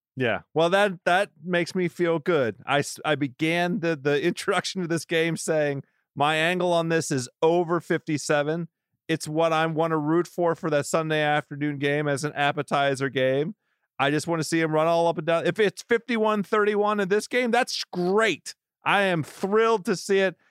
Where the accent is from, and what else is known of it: Washington, District of Columbia, United States; born or raised there